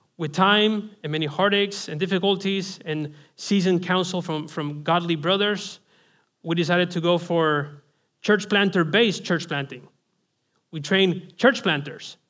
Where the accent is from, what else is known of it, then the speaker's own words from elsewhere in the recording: Spain; I'm from Spain, Roman Catholicism